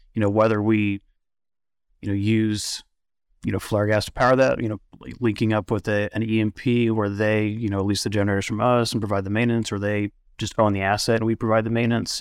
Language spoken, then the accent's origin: English; Oklahoma City, Oklahoma, United States; moved away as an adult; now in Midland, United States; I was born in Oklahoma City